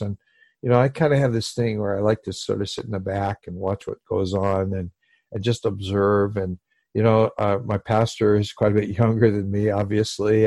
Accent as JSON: {"language": "English", "region": "Hawaii", "country": "United States", "said": "I come from Hawaii where people are loving and they hug each other a lot"}